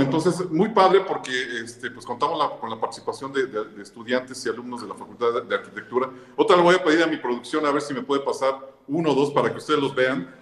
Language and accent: Spanish; Puebla, Mexico; como poblanos, como gente que le gusta la tradición del Día de Muertos.